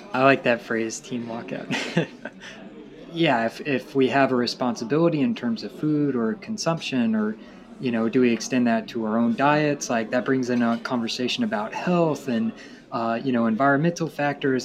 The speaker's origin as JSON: {"language": "English", "region": "Tennessee", "country": "United States", "said": "I'm from Tennessee"}